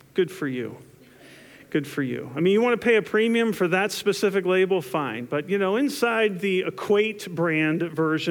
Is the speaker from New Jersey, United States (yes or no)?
yes; New Jersey, United States; growing up in New Jersey